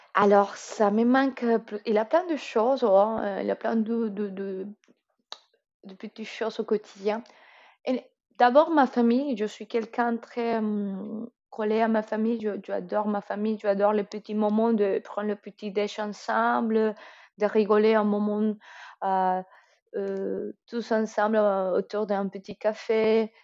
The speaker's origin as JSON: {"language": "French", "country": "Colombia", "first_language": "Spanish", "second_language": "French", "moved": "as an adult", "lives_now": "France", "said": "je suis colombienne"}